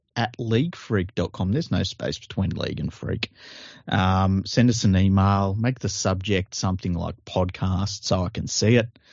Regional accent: Australia; I'm from Australia

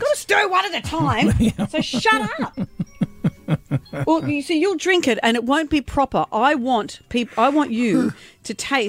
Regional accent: Brisbane, Queensland, Australia; I grew up eating this, which is why I grew up in Brisbane without the fluoride.

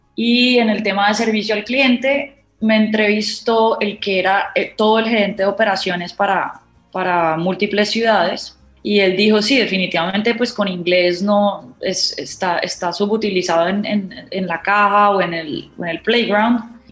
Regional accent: Cali, Valle del Cauca, Colombia; moved away as an adult; also born or lived in Montpellier, France; Yo nací en Cali

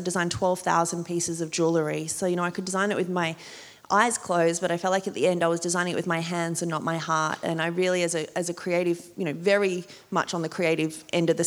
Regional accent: Port Macquarie, New South Wales, Australia; accent: small town accent; moved away as an adult; also born or lived in New York / Sydney; growing up in Port Macquarie, we would go to Newcastle

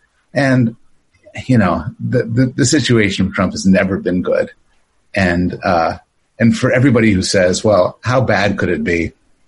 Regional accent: Canada; now in United States; So I'm actually a citizen of both Canada and the United States. I carry two passports. I was born in Canada, but my mom was from the States, and I live in the States

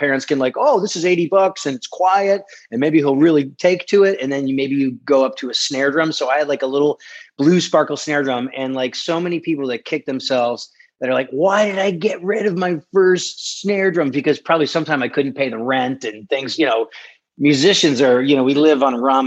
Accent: Connecticut, United States; I'm a kid from Connecticut

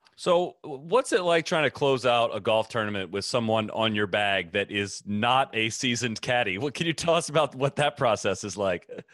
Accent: Midwest, United States; moved away; also born or lived in Florida; I grew up in the Midwest

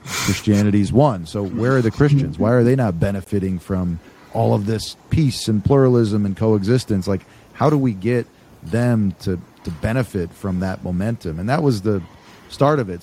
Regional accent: United States; I'm an American

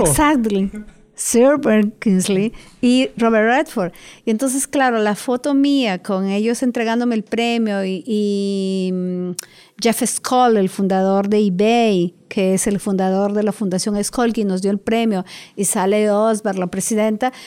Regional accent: Moyobamba, San Martín, Peru; moved away as an adult; now in Lima, Peru; Nací en la selva de Perú, por lo cual soy una privilegiada. Y estudié hasta terminar la secundaria en, Moyobamba, que es mi pueblo

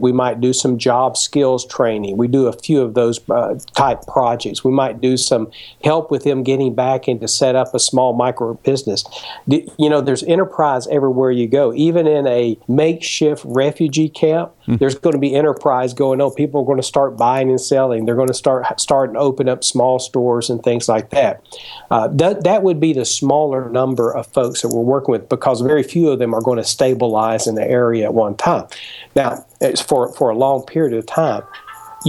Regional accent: United States; my home country that's near and dear to my heart, the United States

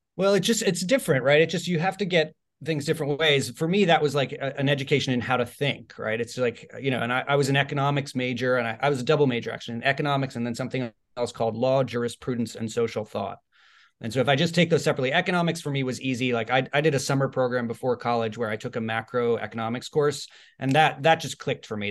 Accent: Bay Area, California, United States; also born or lived in Ireland; I was born in Ireland and I lived there till I was eight, and then I moved to the Bay Area when I was eight.

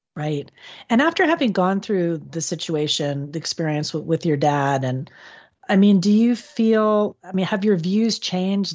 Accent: Florida, United States; my home state of Florida

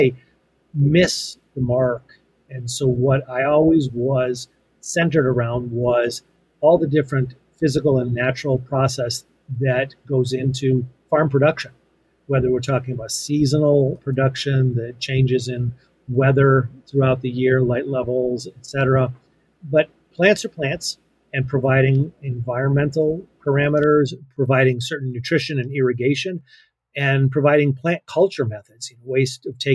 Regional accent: Western Massachusetts, United States; I grew up in Western Massachusetts on a small family farm

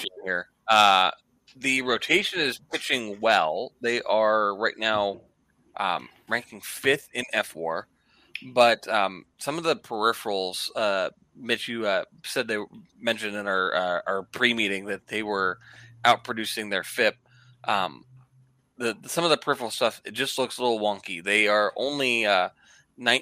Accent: Youngstown, Ohio, United States; I've been in Trouble Mahoning, Columbiana County area most of my life

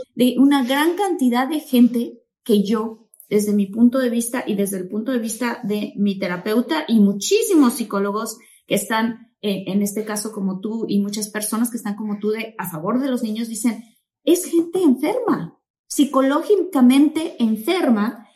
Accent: Mexico; now in United States; soy mexicana, mexicana de Guaso Colorado

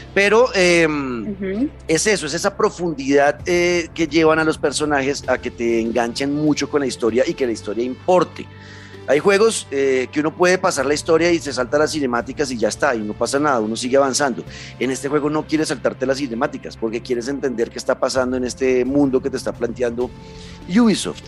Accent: Colombia; yo como colombiano

